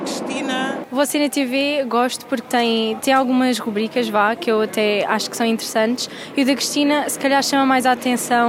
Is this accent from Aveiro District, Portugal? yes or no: yes; Santa Maria da Feira, Aveiro District, Portugal; moved away as an adult; now in Lisbon, Portugal; venho de Santa Maria da Feira. Uh, estou em Lisboa há sensivelmente 6 anos.